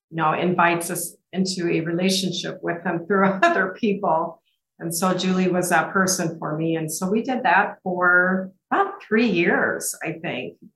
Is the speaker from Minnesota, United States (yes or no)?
no; Omaha, Nebraska, United States; I grew up in Omaha with my parents, uh, five siblings. We went to St. James and then we went to St. Elizabeth Ann. And I graduated from St. James and went on to Roncalli High School.